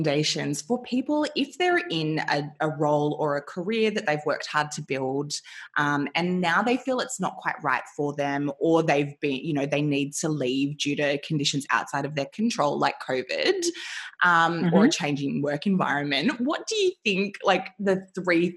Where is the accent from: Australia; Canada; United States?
Australia; growing up in Australia